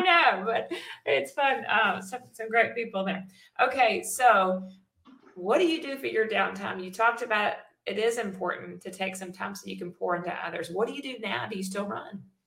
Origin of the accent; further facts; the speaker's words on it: Memphis, Tennessee, United States; moved away; I'm from Memphis